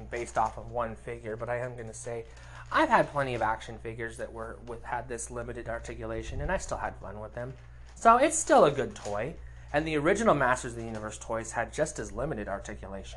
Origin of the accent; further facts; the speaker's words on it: United States; I'm an American